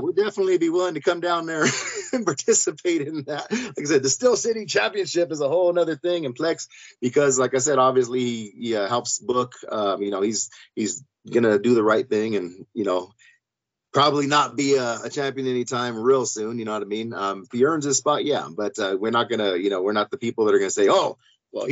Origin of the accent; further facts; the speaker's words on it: Bellflower, California, United States; now in Pueblo, United States; We're from California. I'm from Bellflower myself, Los Angeles County